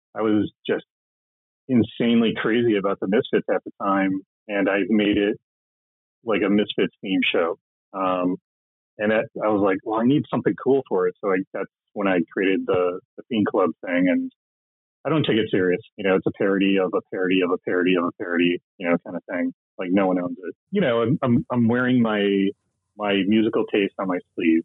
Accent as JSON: {"language": "English", "region": "Midwest", "country": "United States", "tie": "born or raised there", "also_born_or_lived": "Minneapolis / Los Angeles", "lives_now": "Columbus, Ohio, United States", "said": "I, I grew up in the Midwest"}